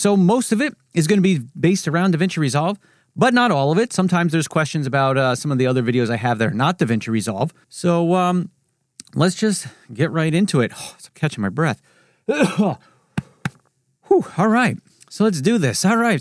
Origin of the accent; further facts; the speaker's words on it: New Jersey, United States; I'm from New Jersey. I talk fast here.